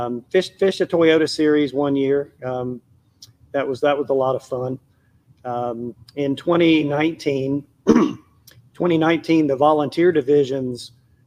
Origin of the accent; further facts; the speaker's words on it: East Tennessee, United States; moved away as an adult; also born or lived in Lake Lanier, Georgia; I grew up in East Tennessee, and moving back.